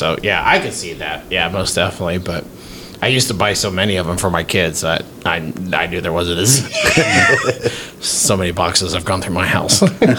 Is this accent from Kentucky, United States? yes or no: yes; Kentucky, United States; I'm from Kentucky.